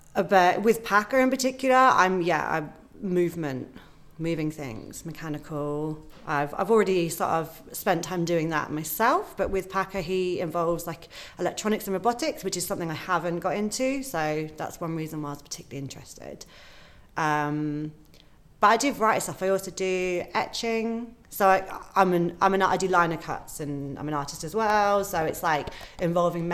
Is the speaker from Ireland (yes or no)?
no; Great Witchingham, East of England, United Kingdom; also born or lived in Bristol; now in Radstock, United Kingdom; I'm from Norfolk. I'm a Norfolk girl.